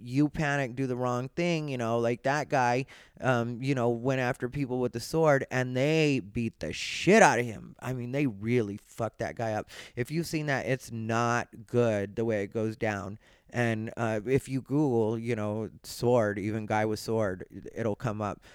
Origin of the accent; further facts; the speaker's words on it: Arizona, United States; I grew up in Arizona.